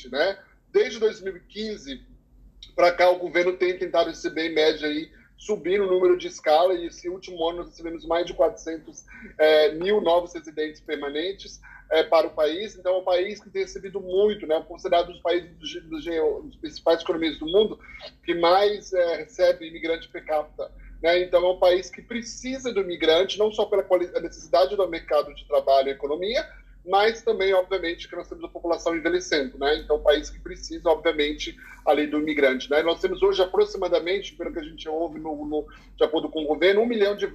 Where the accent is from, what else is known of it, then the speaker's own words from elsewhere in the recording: Canada; born there; eu nasci no Canadá, minha irmã nasceu nos Estados Unidos.